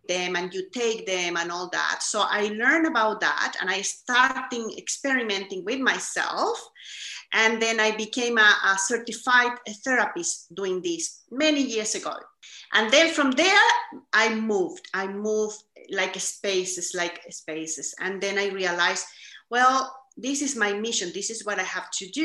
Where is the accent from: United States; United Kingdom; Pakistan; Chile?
Chile; I was born in Chile, South America. And growing up, I have to say, I grew up in a very privileged environment